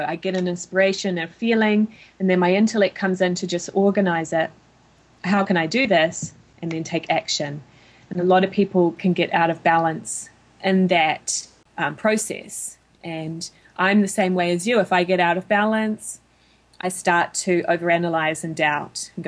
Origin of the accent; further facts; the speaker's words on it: New Zealand; moved away as an adult; now in United States; my home country of New Zealand